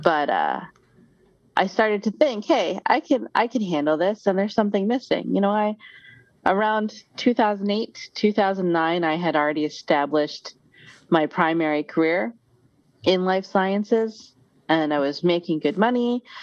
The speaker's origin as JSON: {"language": "English", "town": "Syracuse", "region": "New York", "country": "United States", "tie": "born or raised there", "said": "I was born here in Syracuse, at Syracuse, like just outside of Syracuse University"}